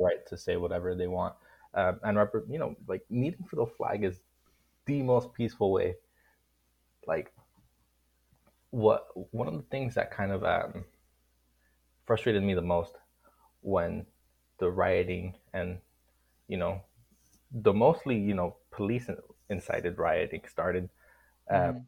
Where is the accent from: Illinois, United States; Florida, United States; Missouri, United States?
Florida, United States; Miami; I'm from Miami, Florida. I'm a Cuban American.